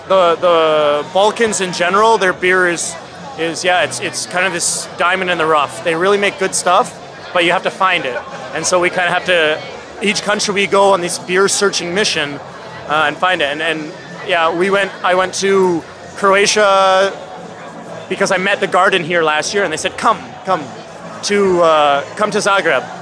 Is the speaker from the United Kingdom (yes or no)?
no; Hamilton, Ontario, Canada; moved away as an adult; now in Maastricht, Netherlands; Collective Arts from Hamilton. So that's the town I grew up in Canada.